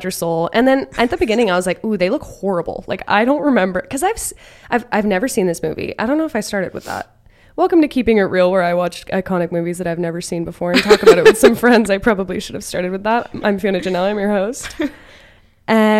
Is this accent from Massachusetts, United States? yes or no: yes; northeastern Massachusetts, United States; I'm from Massachusetts. I am from none other than northeastern Massachusetts, right around these parts.